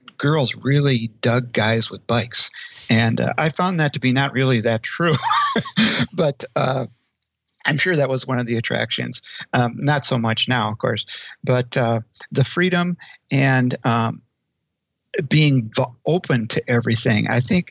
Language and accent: English; Eau Claire, Wisconsin, United States; I am from Eau Claire, Wisconsin